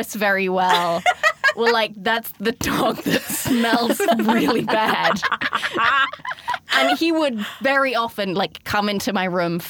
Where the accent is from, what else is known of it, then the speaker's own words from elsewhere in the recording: South West England, United Kingdom; I grew up in the southwest of England.